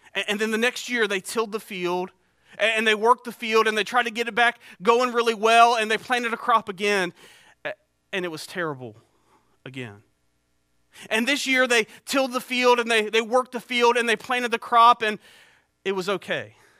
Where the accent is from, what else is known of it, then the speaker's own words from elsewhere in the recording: Eastern North Carolina, United States; also born or lived in Beaufort County, North Carolina; I grew up here in East North Carolina